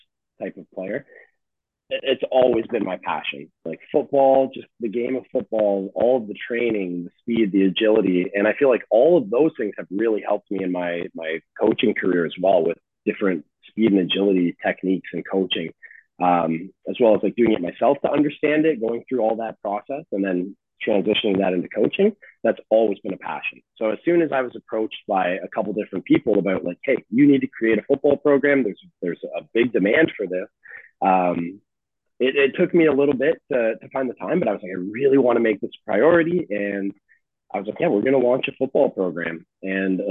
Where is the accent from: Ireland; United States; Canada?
Canada; London, Ontario; I grew up on Strand Street in London, Ontario